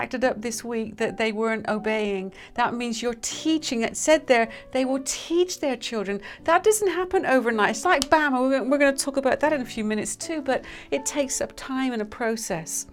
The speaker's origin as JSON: {"language": "English", "country": "United Kingdom", "said": "we're British"}